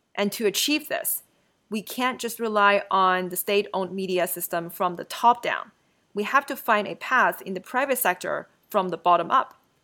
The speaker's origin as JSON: {"language": "English", "country": "China", "tie": "born or raised there", "said": "When I was a kid growing up in China"}